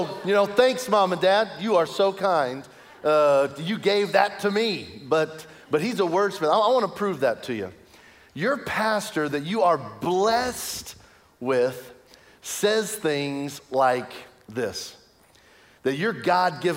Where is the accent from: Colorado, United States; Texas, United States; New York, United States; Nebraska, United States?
Nebraska, United States; Lincoln; now in Kansas, United States; I was born in Lincoln, Nebraska.